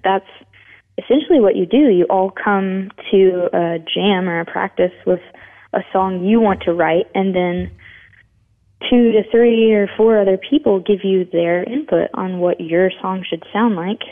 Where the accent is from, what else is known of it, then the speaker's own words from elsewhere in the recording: Memphis, Tennessee, United States; now in Nashville, United States; I was born in Memphis, and then we moved around a lot, but we moved back 1 year before I started kindergarten